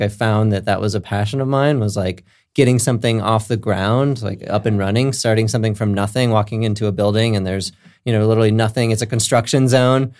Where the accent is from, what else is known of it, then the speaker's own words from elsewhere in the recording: Minnesota, United States; also born or lived in California; now in Lakewood, United States; I was born in California, but raised in Minnesota, so I got some, some Midwest roots.